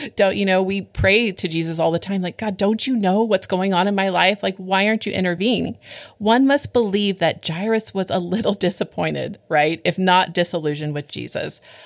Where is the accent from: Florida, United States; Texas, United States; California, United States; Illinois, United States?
California, United States; I grew up in California